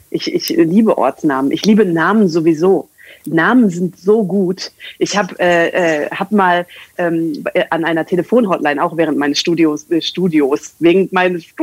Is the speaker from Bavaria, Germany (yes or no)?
no; Wanne-Eickel, North Rhine-Westphalia, Germany; also born or lived in Bochum; now in Castrop-Rauxel, Germany; Ich bin ja in Bochum geboren, in Wanne-Eickel aufgewachsen. Und dann habe ich in Bochum studiert